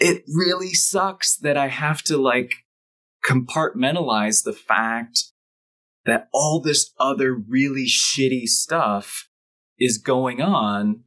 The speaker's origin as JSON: {"language": "English", "region": "Michigan", "country": "United States", "tie": "born or raised there", "said": "I grew up in Michigan and I went to Detroit sporting events my whole life"}